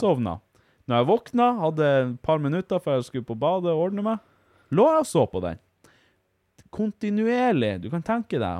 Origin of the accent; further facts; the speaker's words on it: Finnmark, Norway; Vi er finnmarkinger